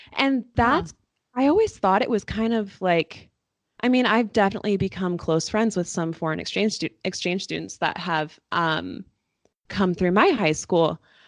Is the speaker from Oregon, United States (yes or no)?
yes; Astoria, Oregon, United States; moved away; I grew up in a small town of 5,050 on the Oregon coast, and there is not a lot of diversity